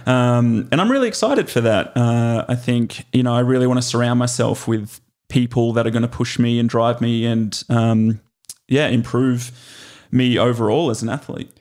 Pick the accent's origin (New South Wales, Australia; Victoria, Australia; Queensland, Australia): New South Wales, Australia; Glenbrook; moved away as an adult; now in United States; I grew up in Glenbrook